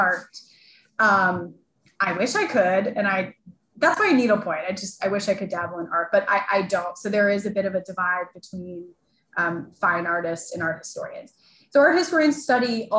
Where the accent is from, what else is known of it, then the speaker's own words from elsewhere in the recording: Chicago, Illinois, United States; I grew up in Chicago.